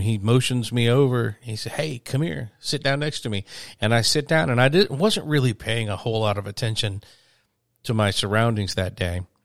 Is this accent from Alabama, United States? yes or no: yes; a small town outside of Birmingham, Alabama, United States; I am from a small town